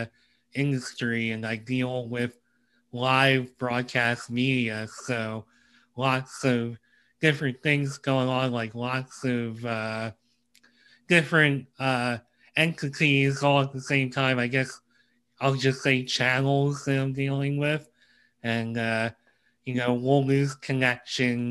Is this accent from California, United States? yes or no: no; Pennsylvania, United States; I'm from Pennsylvania